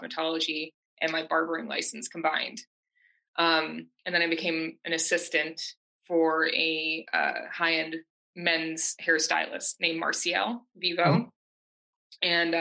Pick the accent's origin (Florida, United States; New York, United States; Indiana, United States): New York, United States; Syracuse; also born or lived in Brooklyn, New York; I'm originally from Syracuse, New York. I moved to New York City. I was 19.